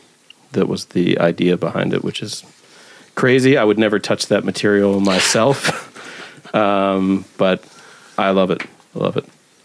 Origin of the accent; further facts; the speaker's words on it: South Carolina, United States; now in Munich, Germany; And I come from South Carolina originally, and my mom is a gospel piano player.